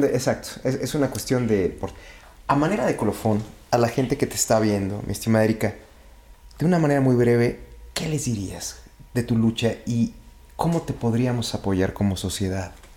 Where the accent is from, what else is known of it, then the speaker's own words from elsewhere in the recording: Mexico; nosotros como mexicanos